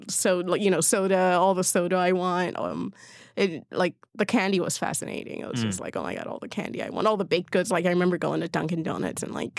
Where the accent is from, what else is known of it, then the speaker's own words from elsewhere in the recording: Berlin, Germany; born there; I mean, I was born in Berlin, so I had seen yeah. snow before, but I didn't really remember it.